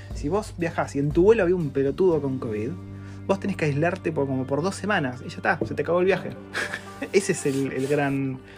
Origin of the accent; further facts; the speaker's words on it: Argentina; moved away as an adult; now in New Zealand; soy de Argentina